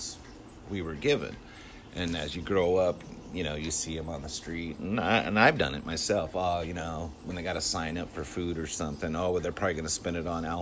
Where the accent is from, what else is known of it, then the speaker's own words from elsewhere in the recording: Southern California, United States; when I was a kid, I grew up in Southern California in the 70s, 80s, and 90s.